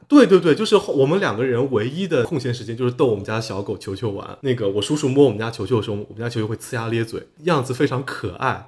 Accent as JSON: {"language": "Chinese", "town": "Dongyang", "region": "Zhejiang", "country": "China", "tie": "born or raised there", "moved": "yes", "lives_now": "Jiaxing, China", "said": "因为我老家东阳嘛，金华东阳"}